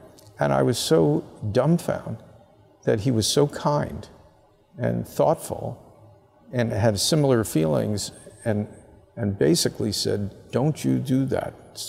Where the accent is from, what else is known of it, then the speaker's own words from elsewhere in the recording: Abington, Pennsylvania, United States; from Abington High School in Abington, Pennsylvania